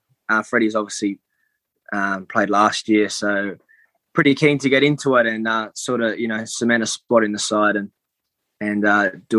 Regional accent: Bathurst, New South Wales, Australia; moved away as an adult; now in Newmarket, United Kingdom; So I come from a place called Bathurst in Australia. It's about 3 hours west of Sydney in New South Wales.

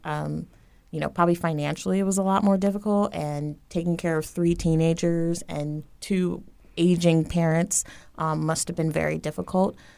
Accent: Tampa, Florida, United States; I grew up here in Tampa, Florida

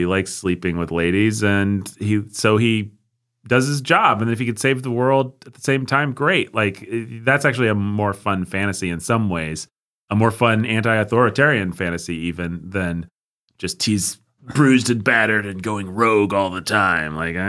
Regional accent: United States; We're American.

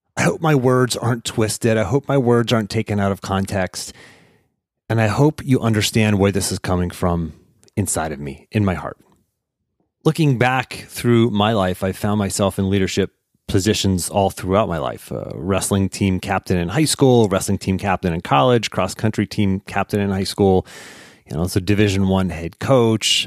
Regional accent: Pittsburgh, Pennsylvania, United States; my hometown of Pittsburgh

